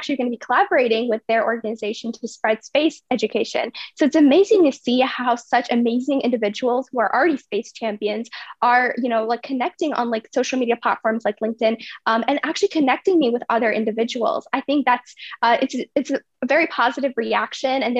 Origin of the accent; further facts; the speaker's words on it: Virginia, United States; also born or lived in India / United Kingdom; I was born in India, and then I lived in UK for 2 years. And then when I was 2.5, I came to Virginia. So I've been in Virginia ever since